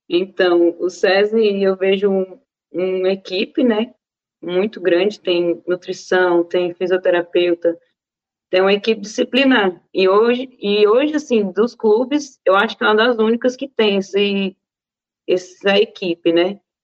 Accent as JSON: {"language": "Portuguese", "town": "Brasília", "region": "Federal District", "country": "Brazil", "tie": "born or raised there", "moved": "as an adult", "lives_now": "São Paulo, Brazil", "said": "Sim, eu nasci em Brasília. É... Minha família toda é de Brasília, minha mãe foi nascida lá já, a minha geração já é toda brasiliense"}